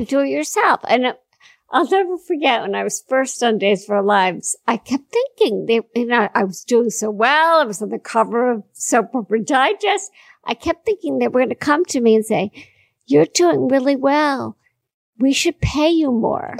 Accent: Washington, District of Columbia, United States; I was born in Washington, Washington D.C.

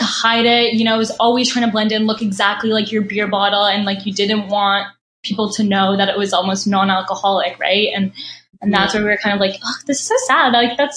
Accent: Canada; we're Canadian

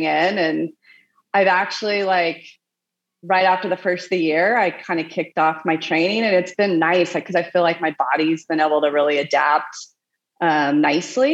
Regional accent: Oklahoma, United States; moved away as an adult; also born or lived in Lawrence / Indianapolis / Boulder, Colorado / Portland; now in Santa Barbara, United States; I'm from Oklahoma

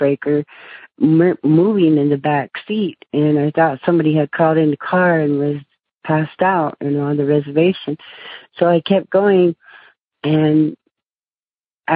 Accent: United States; I lived in the city, and I'm Native American.

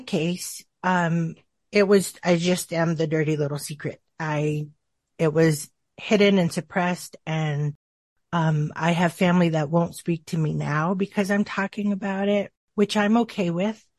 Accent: Tucson, Arizona, United States; I grew up in a, in Tucson, Arizona

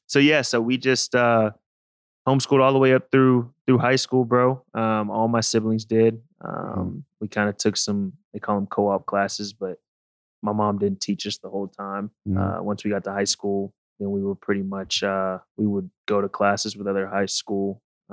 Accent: Houston, Texas, United States; so I grew up, I was born in Houston, Texas. Mm-hmm. We kind of moved around because of my dad's job. But mainly we're kind of settled in Texas.

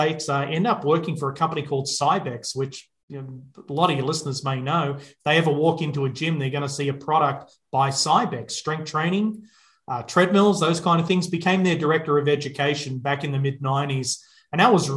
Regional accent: Melbourne, Victoria, Australia; accent: Australian; you're picking up the accent, it's Australian, and born and raised in Melbourne, Australia

